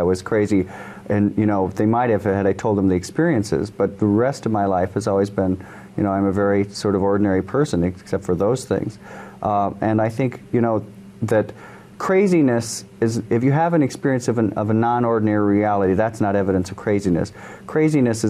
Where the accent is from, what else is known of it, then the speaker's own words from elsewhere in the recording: Michigan, United States; I grew up in Michigan.